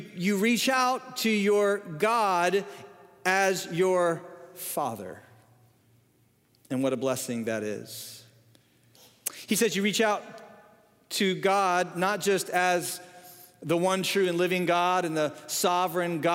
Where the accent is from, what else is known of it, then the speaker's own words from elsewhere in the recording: the North, United States; moved away; I grew up in the North